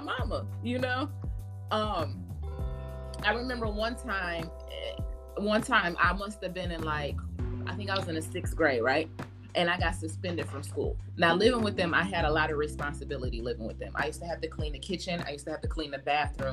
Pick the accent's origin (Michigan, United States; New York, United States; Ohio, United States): Michigan, United States; now in Georgia, United States; I am from Michigan